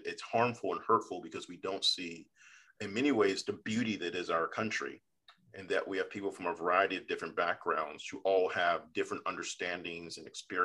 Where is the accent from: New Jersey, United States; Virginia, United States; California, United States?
Virginia, United States; Fairfax County, Northern; I'm a Virginian who loves being a Virginian. I love my home state a lot